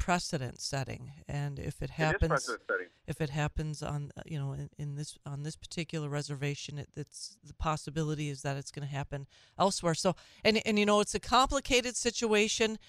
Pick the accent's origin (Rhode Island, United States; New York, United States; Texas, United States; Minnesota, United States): Minnesota, United States; now in Wisconsin, United States; I'm from Minnesota. I grew up in Minnesota